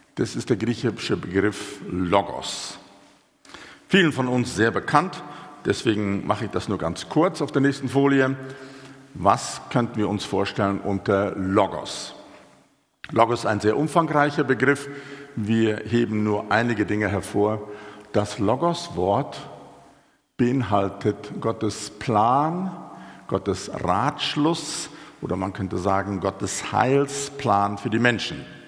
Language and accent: German; South Africa; moved away as an adult; also born or lived in Switzerland; now in Germany; Ich bin gebürtiger Südafrikaner. Ich lebe jetzt seit etwas mehr als einem Jahrzehnt in Deutschland